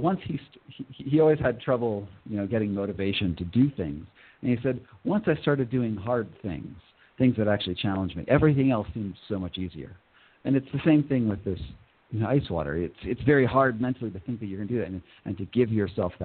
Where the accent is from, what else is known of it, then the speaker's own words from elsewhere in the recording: Northeast, United States; I grew up in the Northeast in America, and there's Lyme disease all over there.